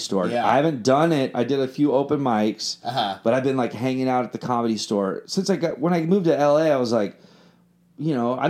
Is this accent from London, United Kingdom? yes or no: yes; London, United Kingdom; I was like, "I'm from London. We just love American music, and we just do this."